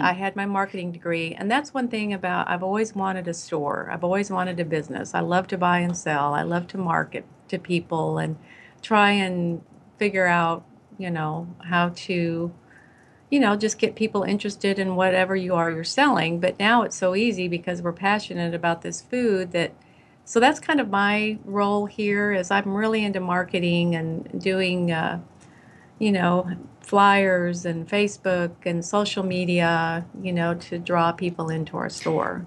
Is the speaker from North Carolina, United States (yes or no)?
no; Iowa, United States; now in Texas, United States; I grew up in Iowa, and I grew up with five or four siblings, and we grew up on